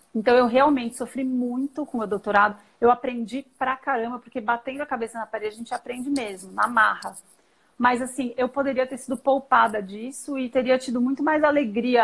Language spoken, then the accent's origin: Portuguese; São Paulo, Brazil; moved away as an adult; now in Campinas, Brazil; Então eu sou eu sou paulista, paulistana, são paulina.